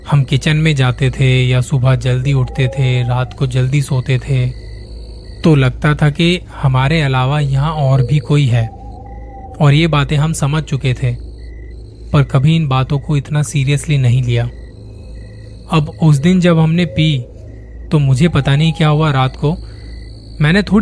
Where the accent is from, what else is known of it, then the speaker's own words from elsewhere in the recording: Ghaziabad, Uttar Pradesh, India; मैं गाजियाबाद का रहने वाला हूँ अभी साल भर पहले पापा की रिटायरमेंट के बाद हमें अपना घर शिफ्ट करना पड़ा